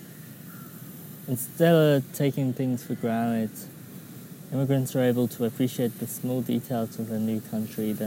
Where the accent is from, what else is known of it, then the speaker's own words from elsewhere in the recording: Christchurch, South West England, United Kingdom; I grew up in Dorset, which is a small county in England, approximately 2 hours southwest of London.